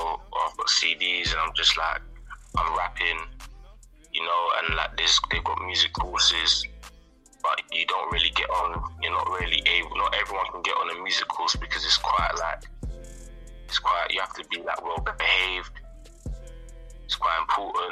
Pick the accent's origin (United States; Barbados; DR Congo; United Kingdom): United Kingdom; London; the area where I grew up in East London